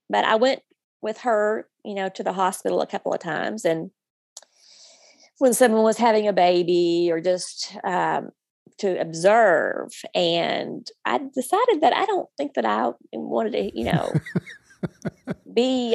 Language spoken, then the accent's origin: English; North Little Rock, Arkansas, United States; I grew up in the Rose City Church in North Little Rock